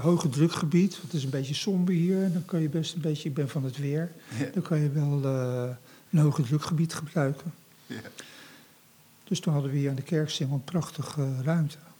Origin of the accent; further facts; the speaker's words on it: The Hague, South Holland, Netherlands; now in Rotterdam, Netherlands; ik kom uit Scheveningen